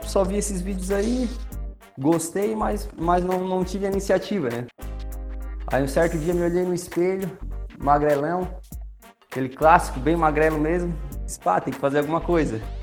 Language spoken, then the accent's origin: Portuguese; Criciúma, Santa Catarina, Brazil; Eu sou natural de Criciúma